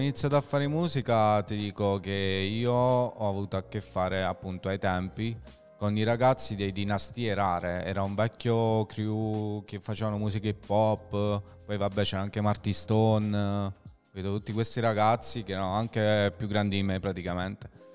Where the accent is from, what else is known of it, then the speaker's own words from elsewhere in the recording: a village near Lanciano, Abruzzo, Italy; i ragazzi mia, del mio paesello, perché io non so proprio di Lanciano, se è un paese vicino